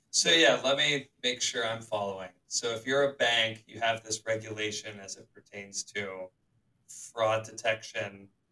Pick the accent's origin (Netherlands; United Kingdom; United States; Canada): United States; Charlotte, North Carolina; growing up in Charlotte